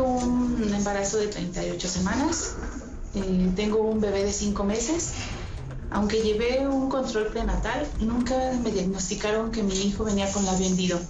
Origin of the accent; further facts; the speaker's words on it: Ocampo, Michoacán, Mexico; soy de Ocampo, Michoacán